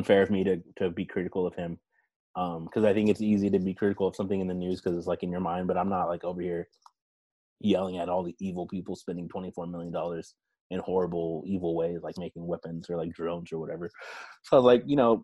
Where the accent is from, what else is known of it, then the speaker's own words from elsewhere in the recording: Texas, United States; moved away as an adult; also born or lived in Dayton, Ohio / Florida; now in Portland, United States; I grew up in Texas and I lived there. Then I went to school there